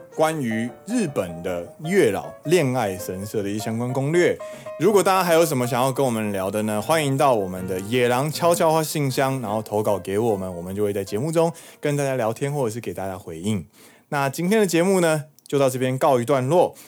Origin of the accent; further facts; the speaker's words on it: Taiwan; now in Osaka, Japan; 身为台湾人的怒吼